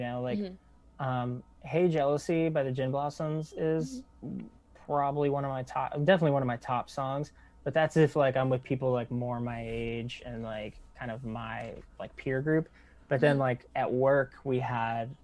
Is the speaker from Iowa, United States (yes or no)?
no; Texas, United States; moved away; I go home to Texas